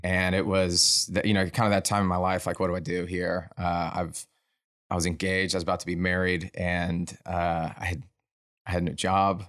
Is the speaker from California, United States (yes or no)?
no; Hood County, Texas, United States; I grew up in Hood County, right on top of the Barnett Shale.